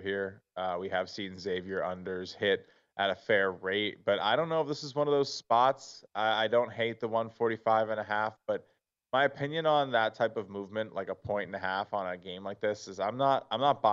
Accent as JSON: {"language": "English", "region": "New York area", "country": "United States", "said": "I'm from the New York area"}